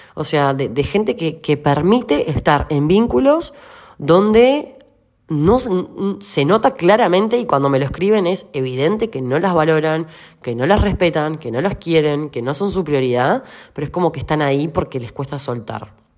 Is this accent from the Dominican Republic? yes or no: no; Uruguay; now in Argentina; yo soy uruguaya